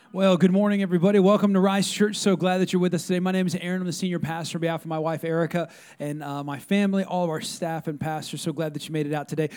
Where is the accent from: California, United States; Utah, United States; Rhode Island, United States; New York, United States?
California, United States; now in Texas, United States; I'm not from Texas, I'm from California